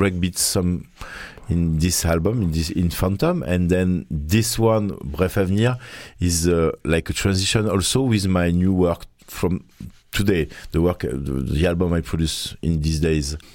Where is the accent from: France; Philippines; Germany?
France; Marseille, Provence-Alpes-Côte d'Azur; English is a second language; we are from Marseille